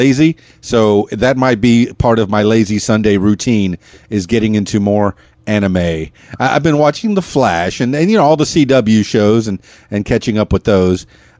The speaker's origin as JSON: {"language": "English", "town": "Miami", "region": "Florida", "country": "United States", "tie": "born or raised there", "said": "In fact, when I grew up in Miami, I had people across the street."}